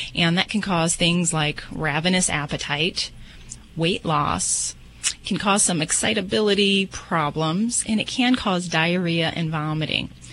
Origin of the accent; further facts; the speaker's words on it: Las Vegas, Nevada, United States; I'm from Vegas